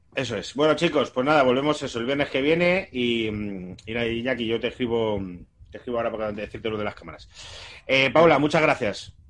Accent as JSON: {"language": "Spanish", "town": "Móstoles", "region": "Community of Madrid", "country": "Spain", "also_born_or_lived": "Sanabria, Zamora", "said": "como mostoleño"}